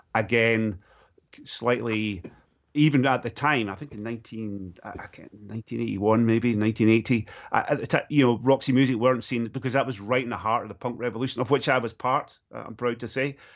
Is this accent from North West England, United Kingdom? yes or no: no; Stirling, Scotland, United Kingdom; my hometown of Stirling in Scotland